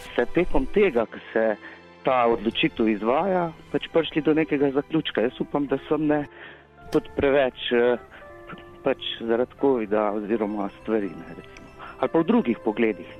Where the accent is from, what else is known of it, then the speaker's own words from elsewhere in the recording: Slovenia; smo Slovenci